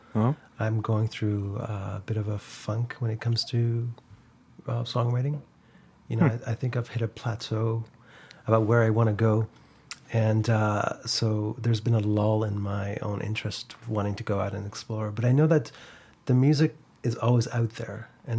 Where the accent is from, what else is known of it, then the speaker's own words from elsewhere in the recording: London, Ontario, Canada; also born or lived in Iran; now in Toronto, Canada; No. I was born in London, Ontario.